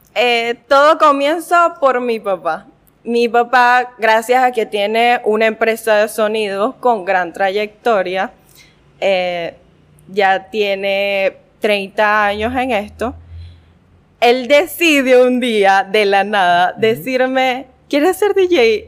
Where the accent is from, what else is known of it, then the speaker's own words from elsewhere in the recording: Guanare, Portuguesa, Venezuela; yo nací aquí, en Guanare